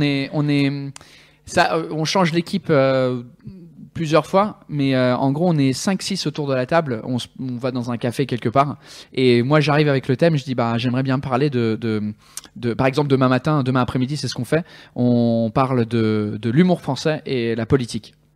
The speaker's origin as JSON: {"language": "French", "region": "England", "country": "United Kingdom", "tie": "born or raised there", "also_born_or_lived": "Switzerland", "second_language": "French", "moved": "as an adult", "lives_now": "France", "said": "je suis né en Angleterre. quand j'avais deux ans, mon père il a eu un, job à Genève. Donc on a déménagé en Suisse"}